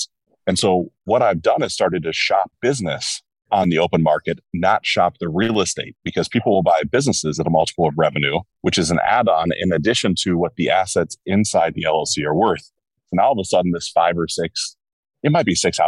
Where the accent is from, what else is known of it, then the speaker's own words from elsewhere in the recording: Cincinnati, Ohio, United States; I was born in Cincinnati